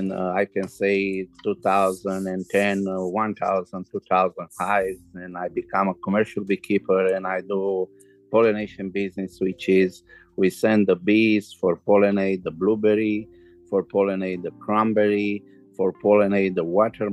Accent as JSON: {"language": "English", "country": "Romania", "second_language": "English", "moved": "as an adult", "lives_now": "Canada", "said": "I'm from Romania here in 2002. My background is Romanian"}